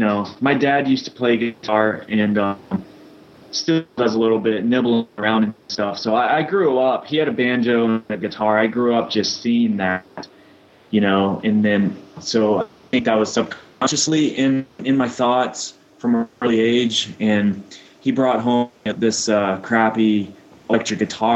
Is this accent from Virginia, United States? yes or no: yes; Northern Virginia, United States; I grew up in Northern Virginia around the area